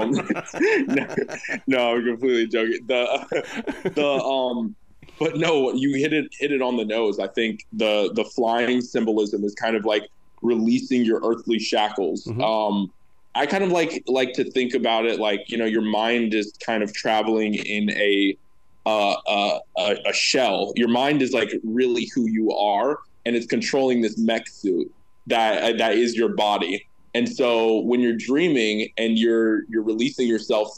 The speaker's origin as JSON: {"language": "English", "town": "Los Angeles", "region": "California", "country": "United States", "said": "I'm from Los Angeles"}